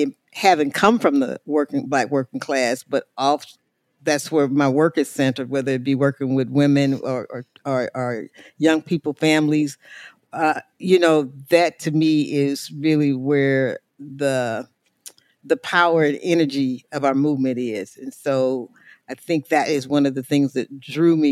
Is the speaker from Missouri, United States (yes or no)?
yes; St. Louis, Missouri, United States; I hail from St. Louis, Missouri. That's where I've done most of my organizing work.